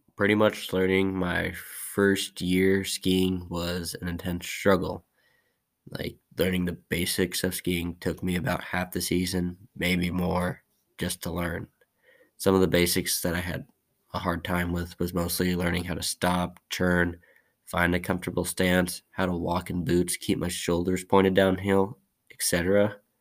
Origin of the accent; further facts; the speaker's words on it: Whitefish, Montana, United States; I was born in Whitefish, Montana on August 12, 2003.